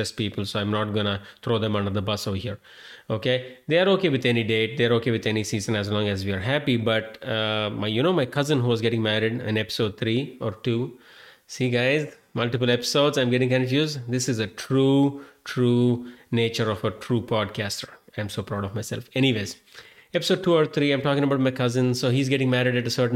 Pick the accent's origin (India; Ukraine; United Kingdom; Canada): India; moved away; I am an Indian-born Hindu guy